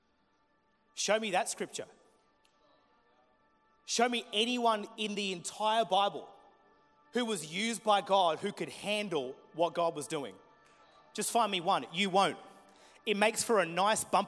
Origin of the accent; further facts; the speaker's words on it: Murray Bridge, South Australia, Australia; We grew up in Murray Bridge at a church you've never heard the name of.